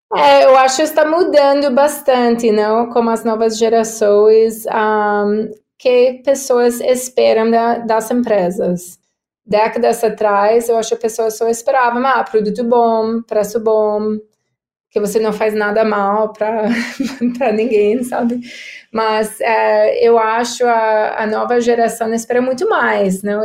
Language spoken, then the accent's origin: Portuguese; United States; Portuguese is a second language; moved away as an adult; now in São Paulo, Brazil; sou americana, uh, mas eu tenho oito anos no Brasil, morando em São Paulo